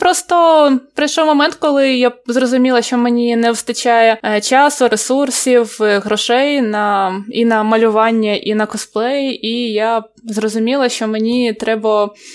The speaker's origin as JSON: {"language": "Ukrainian", "town": "Odesa", "region": "Odesa Oblast", "country": "Ukraine", "said": "Я з Одеси."}